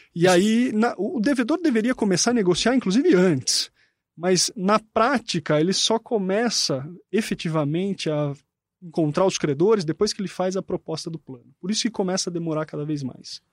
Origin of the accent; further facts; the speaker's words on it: Jundiaí, São Paulo, Brazil; E eu sou de Jundiaí, meu clube é o Paulista de Jundiaí